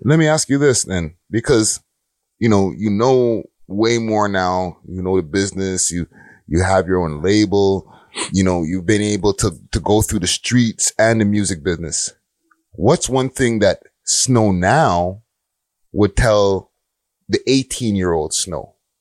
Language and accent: English; Montreal, Quebec, Canada; I was born in Montreal